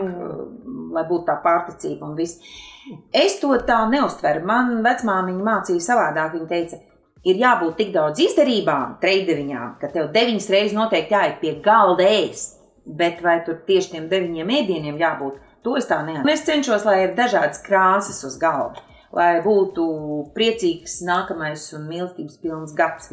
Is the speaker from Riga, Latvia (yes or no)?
no; Kurzeme, Latvia; moved away; also born or lived in Vidzeme; es esmu kurzemniece, nu arī dzīvojusi vidzemē